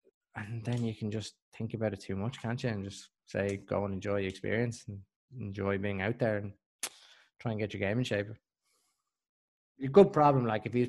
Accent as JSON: {"language": "English", "region": "Scotland", "country": "United Kingdom", "said": "As a Scottish person."}